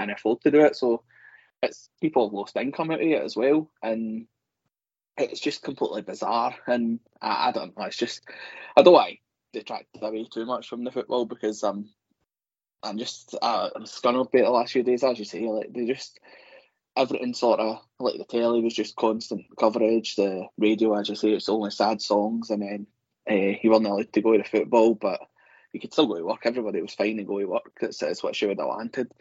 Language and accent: English; Scotland, United Kingdom; you know what this country's like. But I've lived in it all my life